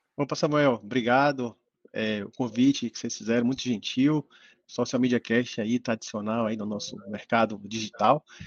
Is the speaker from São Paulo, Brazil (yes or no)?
no; Bahia, Brazil; Eu estou em Salvador, Bahia, né? Sou baiano